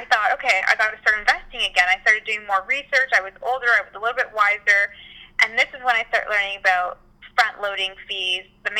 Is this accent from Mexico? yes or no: yes; Mexico; born there; I was born in Mexico, so I go back almost every year, which I love, and I always try to go to new places in Mexico.